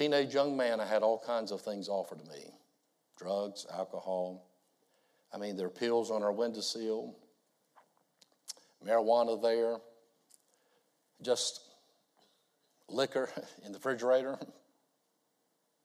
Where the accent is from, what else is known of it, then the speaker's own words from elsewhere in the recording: United States; I'm a pastor from the States.